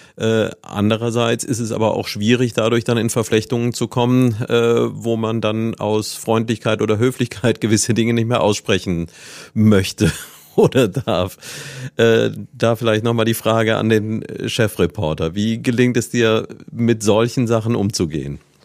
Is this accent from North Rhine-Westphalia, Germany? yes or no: no; Neuwied, Rhineland-Palatinate, Germany; moved away as an adult; ich selbst bin ja gebürtiger Neuwieder und hier aufgewachsen